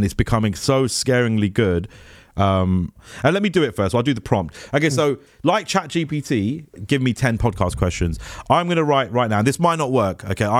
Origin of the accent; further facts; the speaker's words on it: Hounslow, London, United Kingdom; I'm from Hounslow.